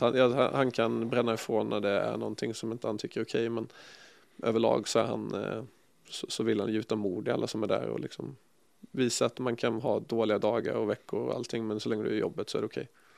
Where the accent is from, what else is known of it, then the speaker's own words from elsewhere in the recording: Ljungby, Kronoberg County, Sweden; moved away; also born or lived in Båstad; hemma i Ljungby